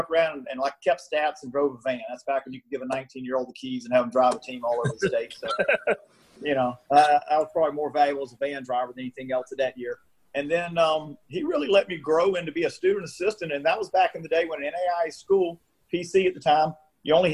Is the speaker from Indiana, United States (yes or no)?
no; McCormick, South Carolina, United States; also born or lived in Clemson, South Carolina / Clinton, South Carolina / Lexington, South Carolina; I spent 10 years in McCormick, South Carolina